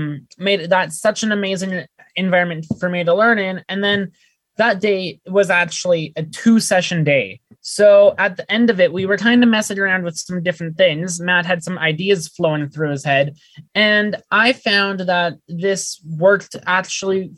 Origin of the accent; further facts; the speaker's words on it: Calgary, Alberta, Canada; I am as well from Calgary